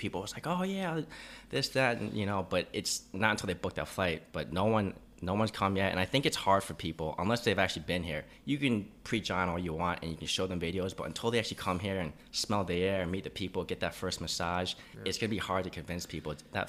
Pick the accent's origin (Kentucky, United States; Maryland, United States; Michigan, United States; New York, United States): New York, United States; moved away as an adult; also born or lived in Phuket, Thailand; now in Chiang Mai, Thailand; that's pretty much been my home base for the past year and a half. And, you know, growing up in New York, I didn't have beaches or anything like that. So when I first came out here to Thailand